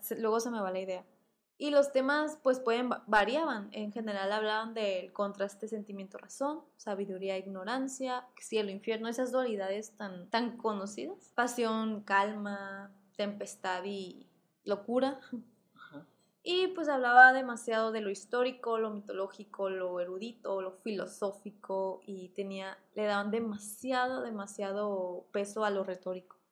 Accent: Mexico

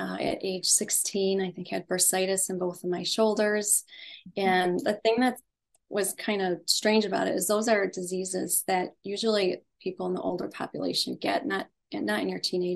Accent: Western New York, United States; I grew up in Western New York in the US

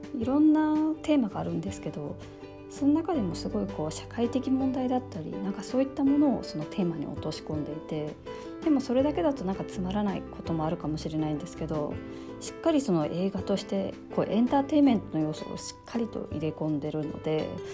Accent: Fukushima, Japan; moved away; also born or lived in California; 私たちその福島で生まれ育った人

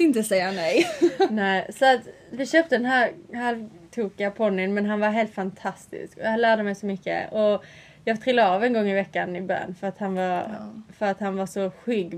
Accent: Sweden; now in England

